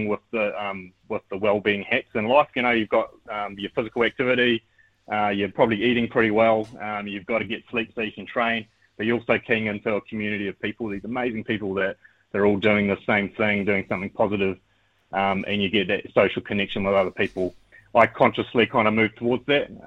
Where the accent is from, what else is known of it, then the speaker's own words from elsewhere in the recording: Christchurch, Canterbury, New Zealand; I grew up in Christchurch, Ōtautahi